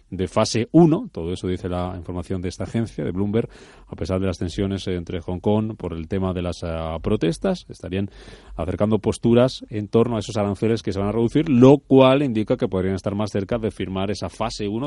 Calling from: Madrid, Community of Madrid, Spain; de Madrid.

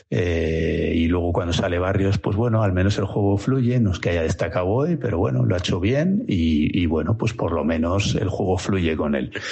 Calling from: Villanueva de la Cañada, Community of Madrid, Spain; de Villanueva de la Cañada.

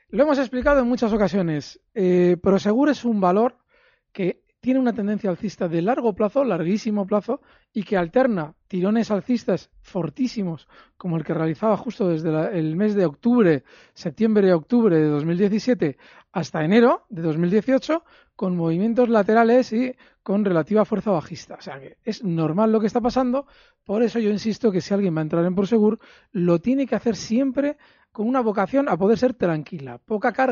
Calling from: Ciudad Real, Castilla-La Mancha, Spain; Hola, buenas tardes. Soy … de Ciudad Real.

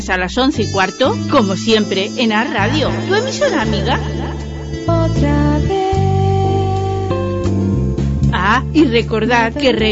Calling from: Tarragona, Catalonia, Spain; de Tarragona.

